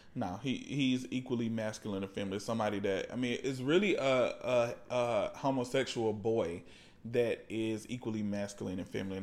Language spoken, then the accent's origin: English; the South, United States; now in Atlanta, United States; I grew up as a Christian and growing up in the South